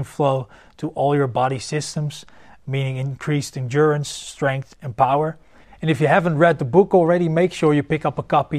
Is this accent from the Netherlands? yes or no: yes; Netherlands; I'm from the Netherlands